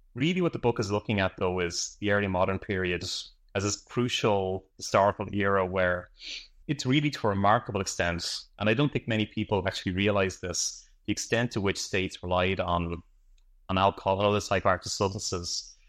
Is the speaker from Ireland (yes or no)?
yes; Ireland; I'm from Ireland